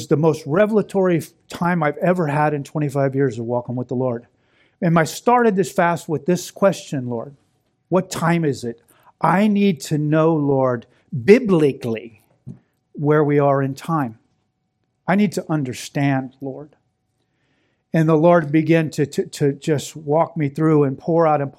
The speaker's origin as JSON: {"language": "English", "town": "Orlando", "region": "Florida", "country": "United States", "tie": "born or raised there", "also_born_or_lived": "Daytona, Florida", "moved": "as an adult", "lives_now": "Western New York, United States", "said": "I'm from Florida. I was born and raised in Orlando"}